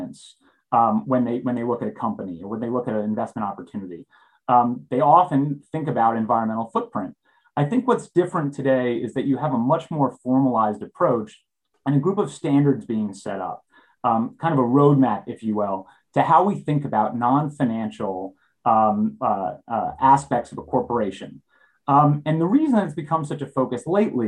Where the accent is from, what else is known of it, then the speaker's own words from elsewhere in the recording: Southern New York, United States; I grew up in Southern New York, and I live there now with my three kids